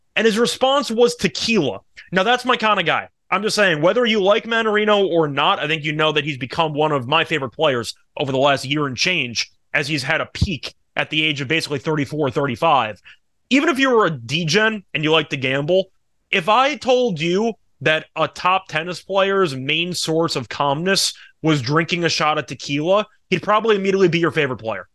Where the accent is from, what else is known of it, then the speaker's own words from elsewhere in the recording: United States; I'm American